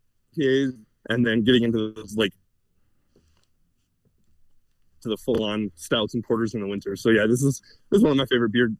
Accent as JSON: {"language": "English", "town": "Chicago", "region": "Illinois", "country": "United States", "tie": "born or raised there", "moved": "yes", "said": "I grew up in the Chicagoland area."}